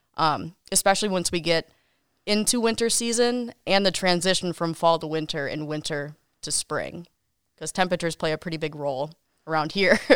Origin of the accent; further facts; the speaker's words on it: Kenosha, Wisconsin, United States; also born or lived in Wausau, Wisconsin / Milwaukee, Wisconsin; I was born and raised in Kenosha